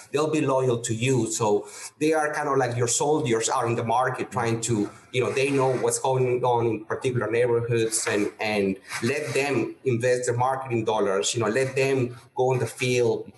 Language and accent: English; Peru; moved away as an adult; also born or lived in El Paso, Texas / Houston, Texas; now in United States; I'm originally from Peru, and uh, born and raised. And I came to the U.S. at age 25